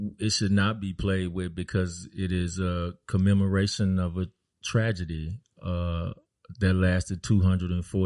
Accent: Dallas, Texas, United States; We always did it big in Dallas, where I was born and raised

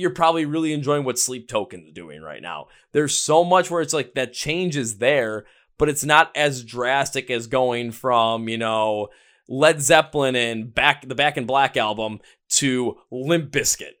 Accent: Wisconsin, United States; I am from Wisconsin

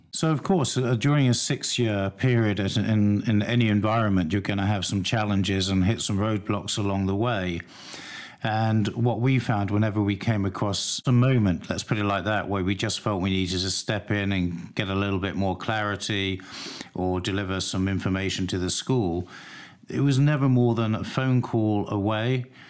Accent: London, United Kingdom; I grew up in North London, so I'm very familiar with the area.

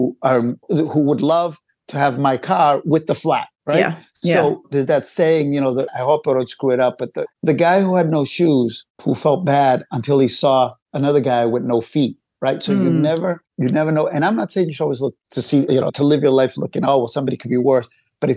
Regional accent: Cambridge, Massachusetts, United States; We grew up in Cambridge, Cambridgeport area

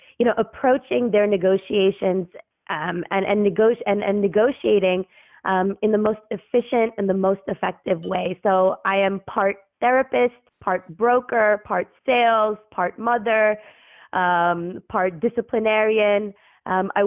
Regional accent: New York City, New York, United States; moved away as an adult; also born or lived in Dubai / Cairo; now in New York, United States; I grew up in Brooklyn, born and raised, three generations

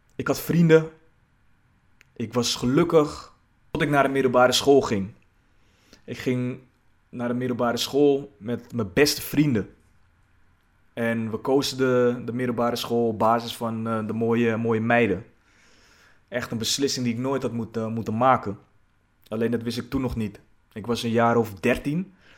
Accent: Zaandam, North Holland, Netherlands; Ik ben geboren in Zaandam, de buurt Poelenburg

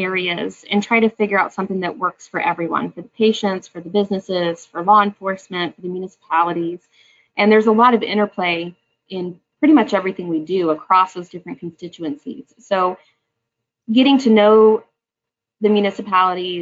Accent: Oklahoma, United States; I'm actually born and raised in Oklahoma. I've been here my whole life

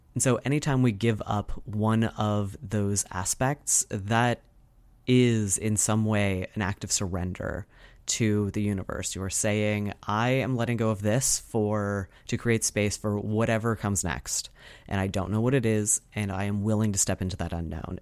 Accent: United States; as an American

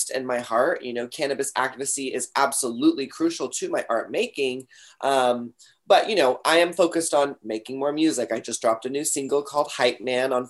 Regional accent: Texas, United States; I'm from Texas

